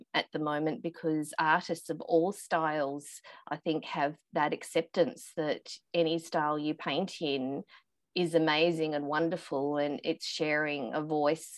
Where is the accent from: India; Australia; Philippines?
Australia; growing up in Australia